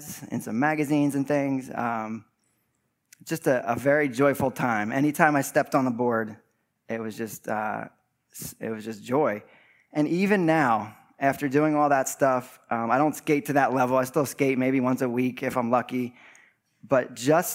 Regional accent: West Chester, Pennsylvania, United States; I grew up in Westchester Borough

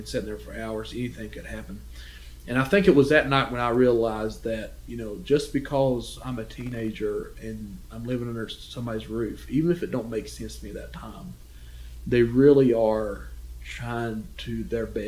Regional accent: McDowell County, West Virginia, United States; I remember being a young boy, and I feel a little ostracized just because I was from West Virginia

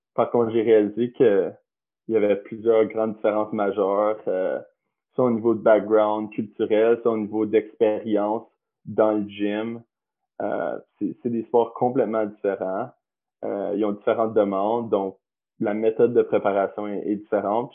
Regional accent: Canada; moved away as an adult; je venais du Canada

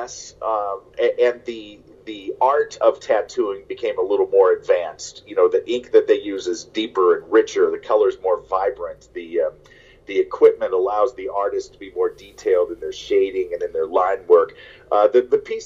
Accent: St. Louis, Missouri, United States; I grew up in St. Louis

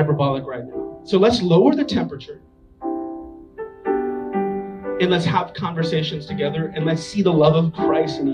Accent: New York City, New York, United States; also born or lived in Staten Island; I grew up in Manhattan

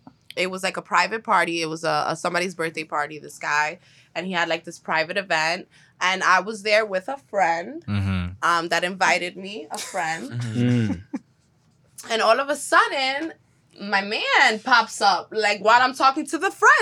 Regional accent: New York City, New York, United States; So I was raised in Corona, Queens. Shout out to Corona.

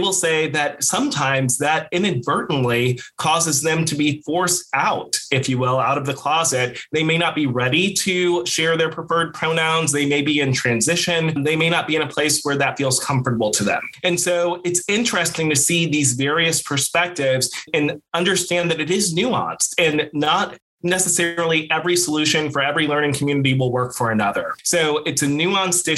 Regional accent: St. Louis, Missouri, United States; I grew up in St. Louis, Missouri

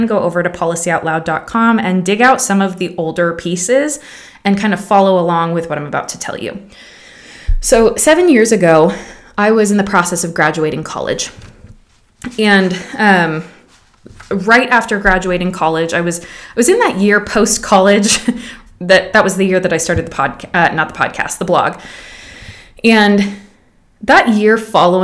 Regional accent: Pacific Northwest, United States; moved away as an adult; also born or lived in Georgia; I grew up in the Pacific Northwest, traveling to Los Angeles in the summers

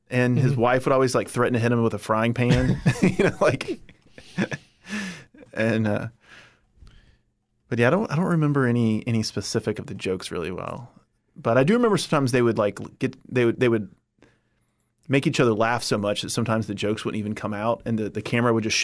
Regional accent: Richmond, Kentucky, United States; Uh, Richmond, Kentucky. Okay, where is that? It is about 30 minutes south of Lexington, Kentucky.

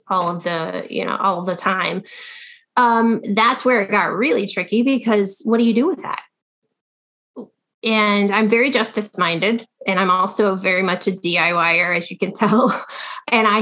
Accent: Ohio, United States; moved away as an adult; now in Los Angeles, United States; I was raised in Ohio by a very grounded family.

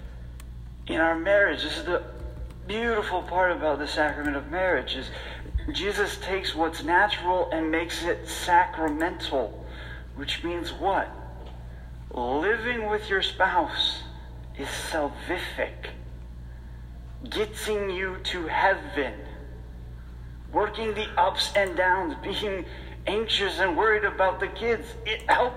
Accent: Rochester, United States; growing up in Rochester

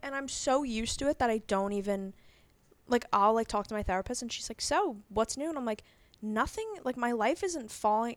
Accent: Long Island, New York, United States; Long Island. Me and Kat went to high school together

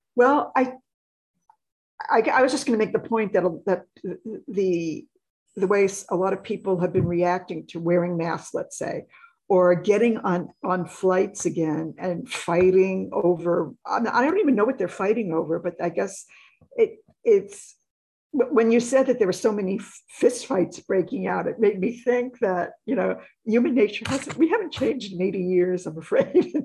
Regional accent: New York City, New York, United States; I grew up in New York

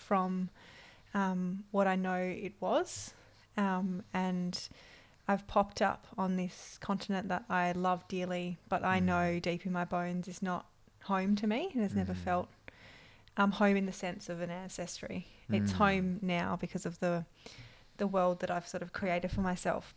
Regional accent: Perth, Western Australia, Australia; moved away as an adult; also born or lived in Melbourne; I grew up in Perth

